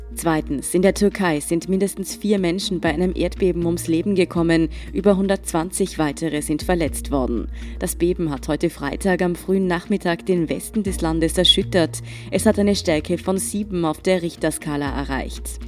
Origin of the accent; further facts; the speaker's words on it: Austria; bei uns in Österreich